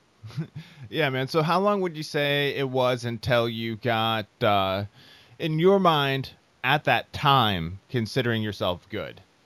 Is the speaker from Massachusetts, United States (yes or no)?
no; Iowa, United States; I am from Iowa.